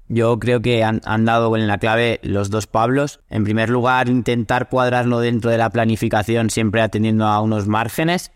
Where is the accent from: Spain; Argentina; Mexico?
Spain; Castellón de la Plana, Valencian Community; Yo soy de Castellón